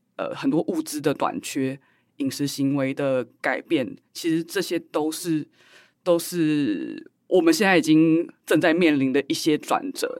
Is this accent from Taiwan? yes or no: yes; Taiwan; 作为台湾人，我们的认同就是这么的复合， 这么的复杂